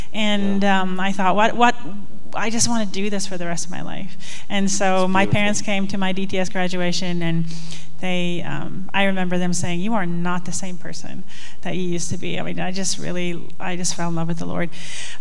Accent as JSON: {"language": "English", "country": "South Africa", "tie": "born or raised there", "moved": "as an adult", "said": "I grew up in South Africa"}